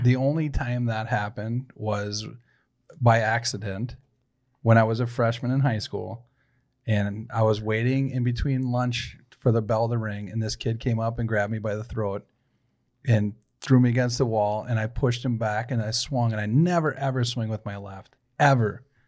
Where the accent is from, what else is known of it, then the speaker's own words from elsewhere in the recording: St. Paul, Minnesota, United States; I was born in St. Paul. And I grew up in a shitty ass part of East Side, right? So Payne Avenue